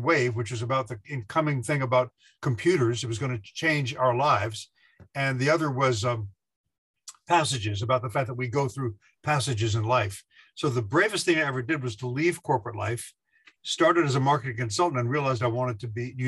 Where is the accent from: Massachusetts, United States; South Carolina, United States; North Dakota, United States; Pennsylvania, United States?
South Carolina, United States; Beaufort; moved away as an adult; also born or lived in New York City; I came from Beaufort, South Carolina, a little island of 5,000 people, took a bus up to New York City